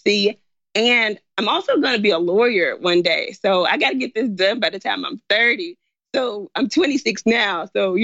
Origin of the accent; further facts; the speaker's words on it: Memphis, Tennessee, United States; moved away as an adult; also born or lived in China; I'm from Memphis. My parents are in Memphis.